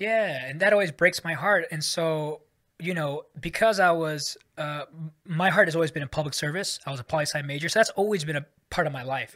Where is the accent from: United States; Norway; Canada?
United States; San Francisco, California; moved away as an adult; also born or lived in Davis, California / Washington, D.C.; now in Singapore; I was born and raised in the Bay Area, um, so, uh, in the San Francisco Bay Area